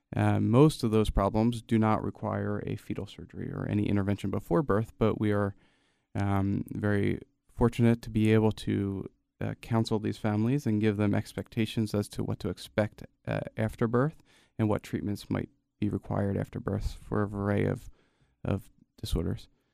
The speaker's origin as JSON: {"language": "English", "town": "Gloucester City", "region": "New Jersey", "country": "United States", "tie": "born or raised there", "also_born_or_lived": "Camden, New Jersey", "said": "I grew up fifteen, twenty minutes outside of Chap, uh, in a town called Gloucester City"}